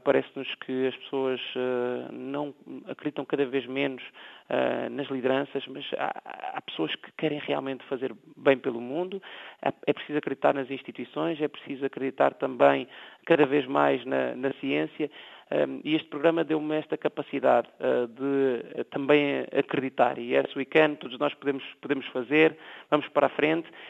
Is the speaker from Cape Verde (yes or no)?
yes; Cape Verde; enquanto cabo-verdiano